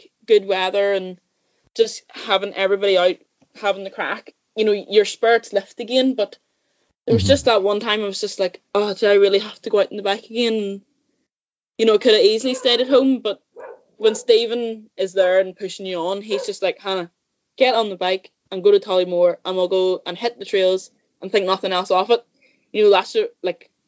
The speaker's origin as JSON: {"language": "English", "town": "Saintfield", "region": "Northern Ireland", "country": "United Kingdom", "tie": "born or raised there", "said": "I grew up in Sainfield, about half an hour from Belfast. In County Down."}